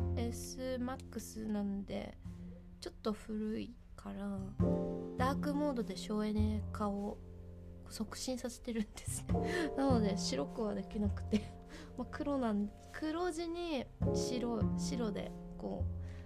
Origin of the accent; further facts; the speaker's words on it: Hokkaido, Japan; やっぱ北海道だからどさんこだからですかね